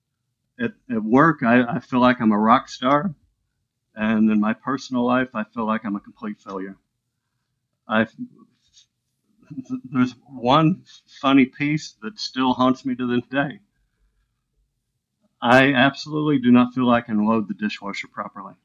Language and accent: English; Illinois, United States; now in Florida, United States; Anna Jonesboro is where the mental hospital was, where I grew up in Illinois.